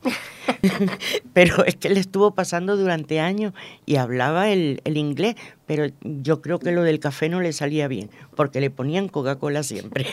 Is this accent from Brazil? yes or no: no; Venezuela; now in Spain; yo nací en Venezuela